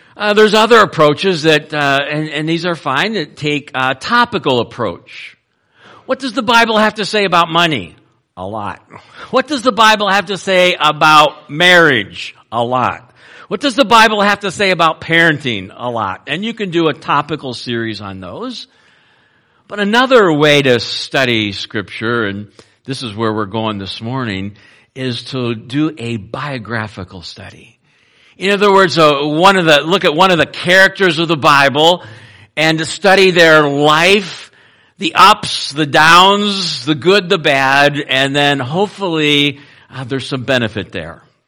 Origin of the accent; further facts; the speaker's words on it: Cleveland, Ohio, United States; I grew up in Cleveland, Ohio